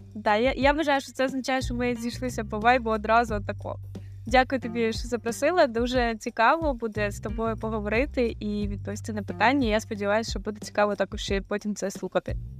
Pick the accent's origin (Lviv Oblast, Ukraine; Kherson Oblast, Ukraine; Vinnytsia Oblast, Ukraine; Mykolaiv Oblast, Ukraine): Kherson Oblast, Ukraine; Kherson; moved away as an adult; now in Portugal; я з Херсона, і вся моя сім'я була в Херсоні